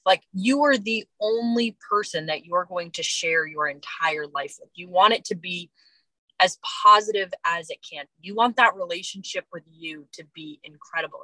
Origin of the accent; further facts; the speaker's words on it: East Coast, United States; moved away; also born or lived in Los Angeles, United States; I'm originally from the East Coast. I've lived a few years